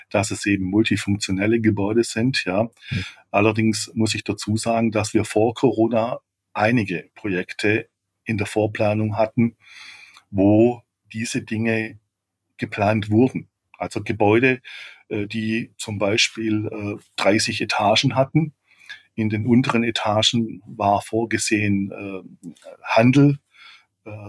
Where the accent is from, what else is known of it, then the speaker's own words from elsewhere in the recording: Baden-Württemberg, Germany; wie ich es eigentlich bin als Schwabe